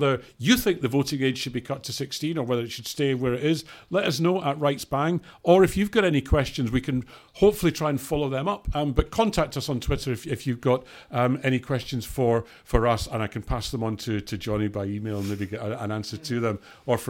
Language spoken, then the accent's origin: English; Scotland, United Kingdom; moved away as an adult; I'm from Scotland and was in Scotland in 2014